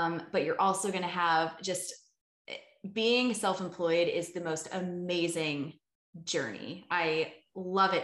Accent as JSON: {"language": "English", "town": "Richmond", "region": "Virginia", "country": "United States", "also_born_or_lived": "California", "moved": "yes", "said": "I'm from the East Coast, so I'm from Richmond, Virginia, so like 2 hours south of Washington DC"}